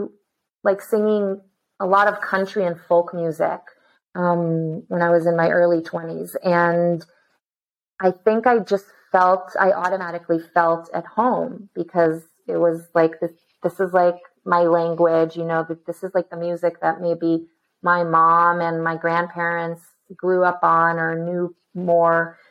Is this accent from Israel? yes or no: yes; Israel; I was born and raised in Israel